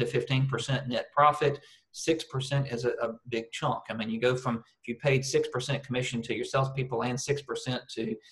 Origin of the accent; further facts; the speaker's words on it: United States; moved away as an adult; now in Australia; I am an American